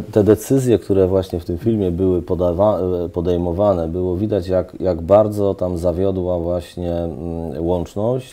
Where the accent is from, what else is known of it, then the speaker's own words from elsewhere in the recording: Poznań, Greater Poland, Poland; jestem, jestem poznaniakiem